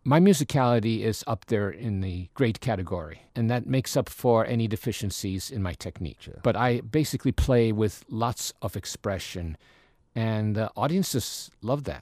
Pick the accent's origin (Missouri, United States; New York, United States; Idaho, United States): New York, United States; moved away; I grew up in New York and attended public schools there